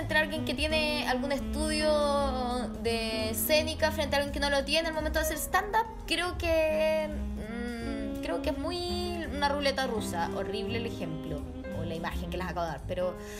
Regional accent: Chile; also born or lived in Germany / Mexico; yo nací en Alemania y como a los dos años nos fuimos a vivir a México. Y entonces yo conocí a mi familia en Chile como a los seis años. Y a los seis años, cuando llegamos a Chile de vuelta

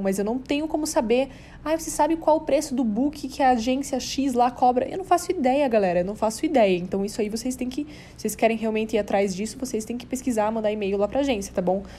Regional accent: South Region, Brazil; now in São Paulo, Brazil; lá na minha cidade, lá no sul

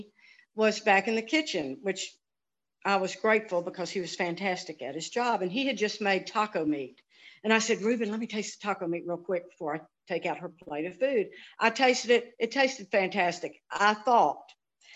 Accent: Memphis, Tennessee, United States; also born or lived in Helena, Arkansas; I grew up in Memphis, went to Messick High School, went to campus school for elementary

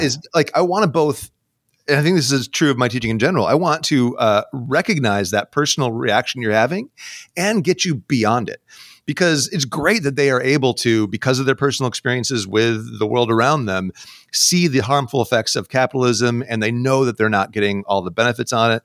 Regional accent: New York, United States; now in Seattle, United States; I grew up in the Northeast, uh, in New York State

